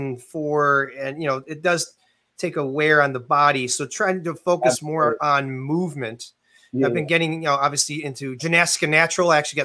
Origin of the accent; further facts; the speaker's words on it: Canada; being, you know, primarily growing up in Canada